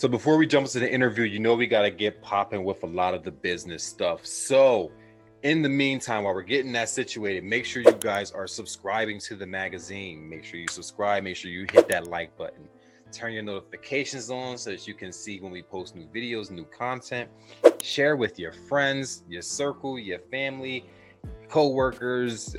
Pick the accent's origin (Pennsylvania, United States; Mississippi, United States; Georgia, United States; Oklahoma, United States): Pennsylvania, United States; I'm from Pennsylvania, so like just northeastern tie